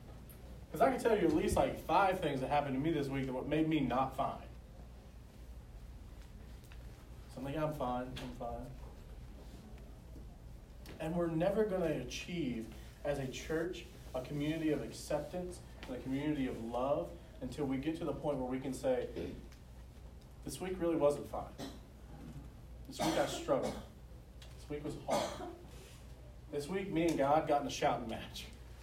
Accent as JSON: {"language": "English", "region": "the South", "country": "United States", "accent": "southern", "said": "You got to learn to love me and my southern accent."}